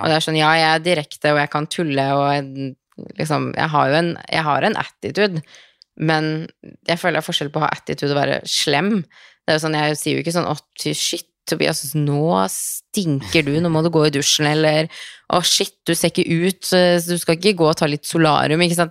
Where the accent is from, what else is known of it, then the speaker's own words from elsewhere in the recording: Norway; also born or lived in Los Angeles, United States; hjemme i Norge